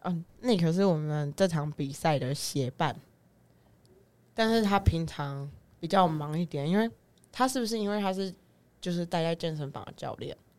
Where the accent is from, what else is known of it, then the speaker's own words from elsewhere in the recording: Changhua County, Taiwan; 我们彰化那边